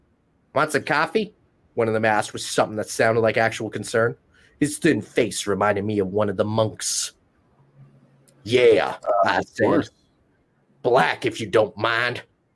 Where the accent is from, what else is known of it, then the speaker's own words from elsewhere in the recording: Orlando, Florida, United States; also born or lived in Los Angeles; Maybe something to do with growing up in Orlando, Florida, and Los Angeles.